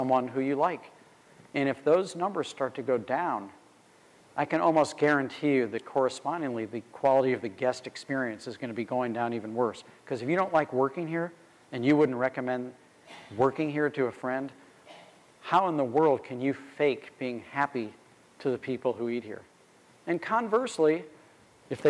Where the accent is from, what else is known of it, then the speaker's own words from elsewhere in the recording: St. Louis, Missouri, United States; being a kid growing up in St. Louis